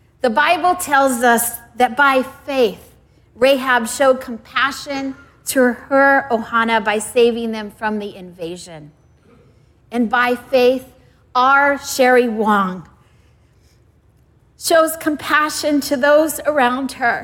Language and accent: English; Hawaii, United States; I was from Hawaii.